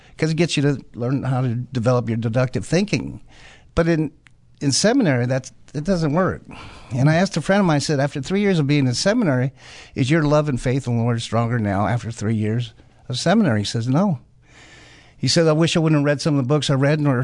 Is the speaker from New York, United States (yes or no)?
no; New Mexico, United States; I'm from New Mexico. I'm 71 years old